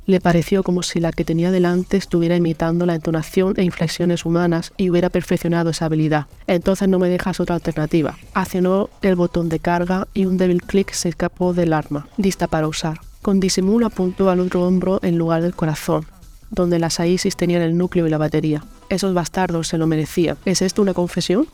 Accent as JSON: {"language": "Spanish", "town": "Almería", "region": "Andalusia", "country": "Spain", "said": "soy escritora almeriense"}